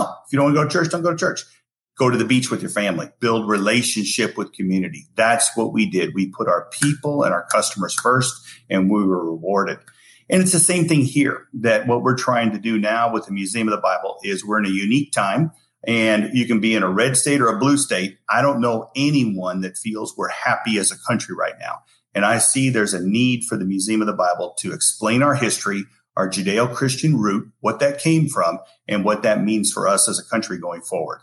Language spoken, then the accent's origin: English; Spencer, Iowa, United States; moved away as an adult; now in Hawaii, United States; growing up in Iowa and Spencer